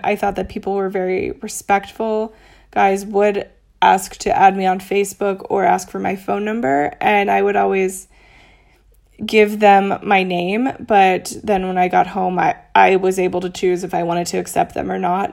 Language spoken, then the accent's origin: English; Little Elm, Texas, United States; moved away as an adult; also born or lived in Dallas, Texas / Austin, Texas / New York City / Denver, Colorado; now in Mexico City, Mexico; I was born in Dallas, in Texas, and lived in a s, a small town called Little Elm, and until I graduated from high school